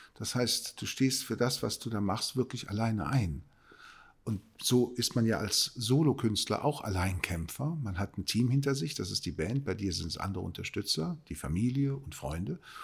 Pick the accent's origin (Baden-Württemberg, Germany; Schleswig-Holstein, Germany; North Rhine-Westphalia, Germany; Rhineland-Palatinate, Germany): North Rhine-Westphalia, Germany; Cologne; Dafür bin ich Kölner